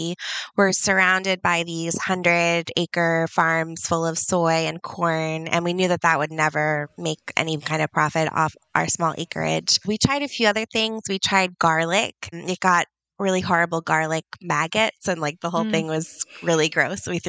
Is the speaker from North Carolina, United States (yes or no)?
no; Virginia, United States; moved away as an adult; also born or lived in New York City; now in East Windsor, United States; So I'm from Virginia originally.